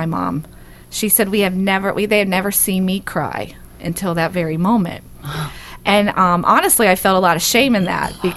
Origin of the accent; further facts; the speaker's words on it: Dayton, Ohio, United States; moved away; Originally, I'm from Dayton, Ohio